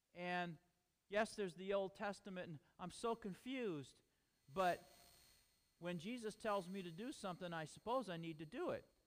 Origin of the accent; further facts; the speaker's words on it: United States; We are American